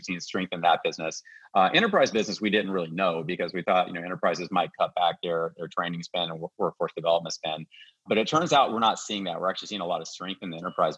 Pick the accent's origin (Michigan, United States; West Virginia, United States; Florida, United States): West Virginia, United States; moved away; my home state of West Virginia. And I grew up in the, you know, 70s and 80s.